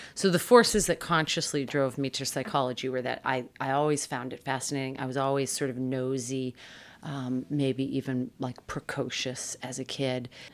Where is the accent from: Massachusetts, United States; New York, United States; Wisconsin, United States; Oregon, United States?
Massachusetts, United States; I grew up in Massachusetts